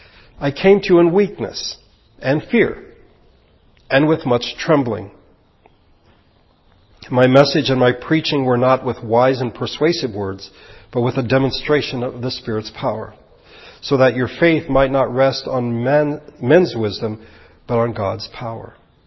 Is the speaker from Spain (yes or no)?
no; Philippines; I'm American, but I grew up in the Philippines in a different culture.